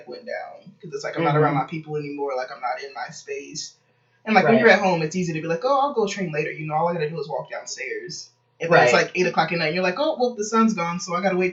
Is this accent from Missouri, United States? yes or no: yes; Kansas City, Missouri, United States; I'm from Kansas City, Missouri.